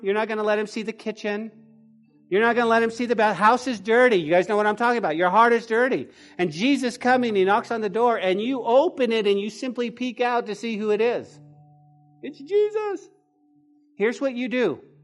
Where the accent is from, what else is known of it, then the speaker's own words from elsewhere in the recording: Taos, New Mexico, United States; when I was growing up in Taos, my grandma, my grandma's house